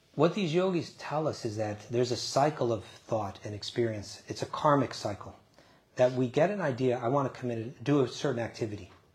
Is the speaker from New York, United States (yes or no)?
yes; New York, United States; I grew up just outside of New York City.